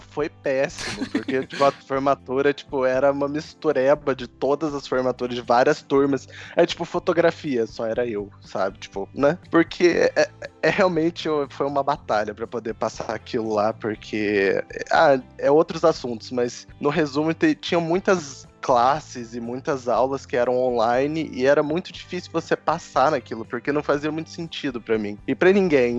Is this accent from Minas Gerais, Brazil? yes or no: yes; São Lourenço, Minas Gerais, Brazil; also born or lived in New York; eu sou de São Lourenço, Minas Gerais, sul de Minas, cidade bem pequena